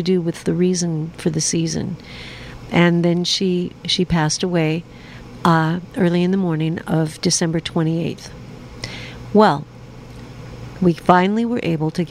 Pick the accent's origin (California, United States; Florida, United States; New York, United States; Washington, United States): Washington, United States; Seattle; I'm from Seattle